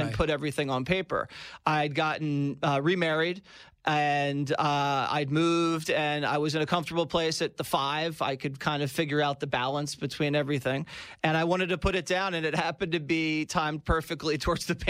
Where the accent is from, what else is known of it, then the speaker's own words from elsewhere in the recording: Philadelphia, Pennsylvania, United States; from being a young guy growing up in Philadelphia, the city of brotherly love